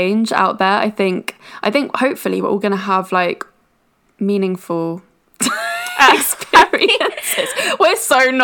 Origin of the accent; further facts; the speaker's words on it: United Kingdom; I am British